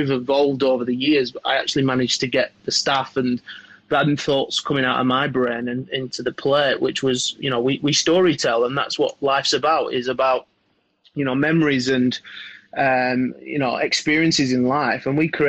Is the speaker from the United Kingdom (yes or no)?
yes; Blackburn, North West England, United Kingdom; Well, I grew up in North Manchester, so Blackburn, a little town just north of Manchester, about 30 minutes north.